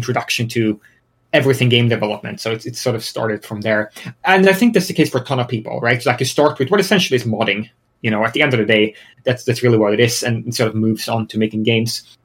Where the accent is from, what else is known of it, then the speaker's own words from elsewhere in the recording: Sweden; moved away as an adult; now in United States; I'm originally from Sweden. I moved to the US about almost 6 years ago now. But I've lived in Sweden all my life.